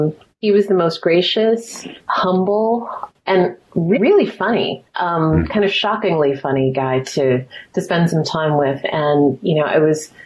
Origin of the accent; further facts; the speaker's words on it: Altadena, California, United States; also born or lived in Mount Vernon, New York; I grew up in Altadena